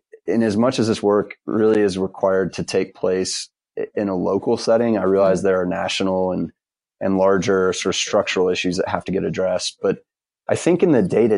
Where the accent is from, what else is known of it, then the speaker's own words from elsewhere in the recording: Ohio, United States; moved away as an adult; now in Durham, United States; I grew up in Ohio